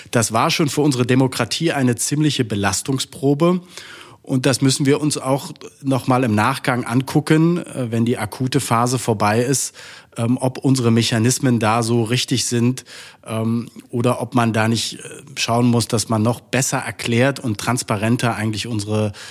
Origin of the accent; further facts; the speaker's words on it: Saxony-Anhalt, Germany; born there; Ich bin ähm, geboren in Sachsen-Anhalt.